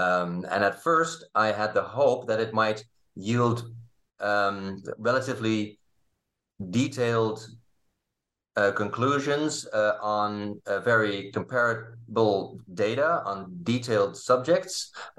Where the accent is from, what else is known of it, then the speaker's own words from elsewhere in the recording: Leiden, South Holland, Netherlands; English is a second language; Well, I grew up in Leiden in the Netherlands, where I also studied.